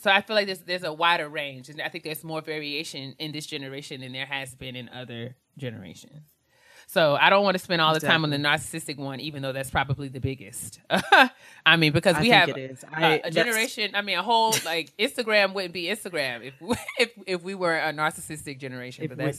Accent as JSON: {"language": "English", "region": "New York", "country": "United States", "tie": "born or raised there", "said": "because we were raised in New York"}